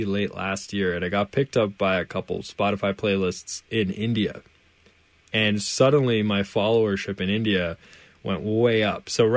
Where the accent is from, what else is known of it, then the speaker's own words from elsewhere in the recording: Canada; I'm from Canada, of course. And so for me, Canada is home.